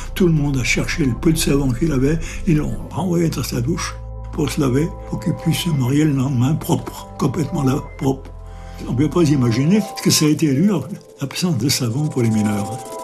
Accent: France; Je suis né à la Télodière le 23 avril 1923.

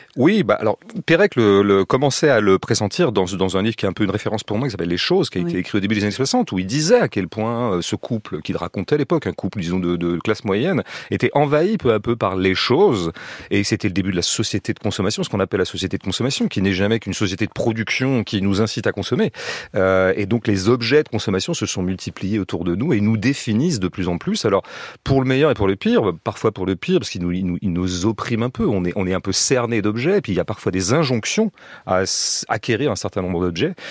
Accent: Pays de la Loire, France; ces régions dont je viens, les régions de l'Ouest, des Pays de Loire

